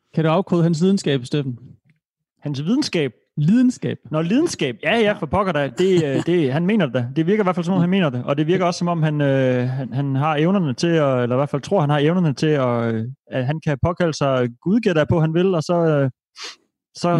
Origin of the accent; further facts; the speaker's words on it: Denmark; som dansker